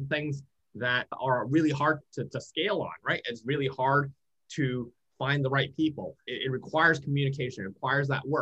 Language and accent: English; Vancouver, British Columbia, Canada; from my hometown in Vancouver